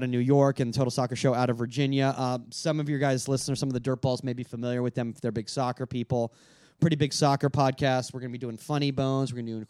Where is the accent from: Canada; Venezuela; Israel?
Venezuela; now in United States; I was born in Venezuela.